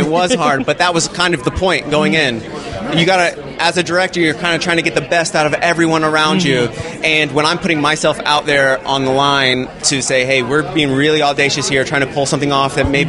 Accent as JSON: {"language": "English", "town": "Wabash", "region": "Indiana", "country": "United States", "tie": "born or raised there", "said": "I grew up in Wabash, Indiana, where we shot the movie"}